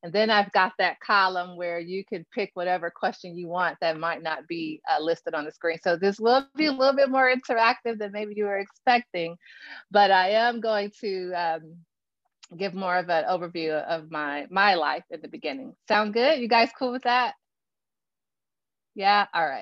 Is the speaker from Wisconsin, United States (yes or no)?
no; Gary, Indiana, United States; also born or lived in San Antonio, Texas; now in Valparaiso, Indiana, United States; I'm originally from Gary, Indiana. And so Gary, Indiana, right outside of Chicago, when I grew up there